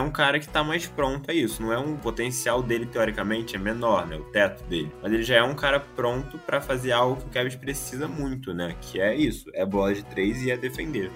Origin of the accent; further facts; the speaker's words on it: Brazil; a gente sendo brasileiro